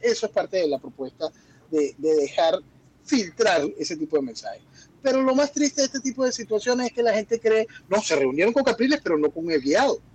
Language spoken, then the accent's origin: Spanish; Venezuela; En mi país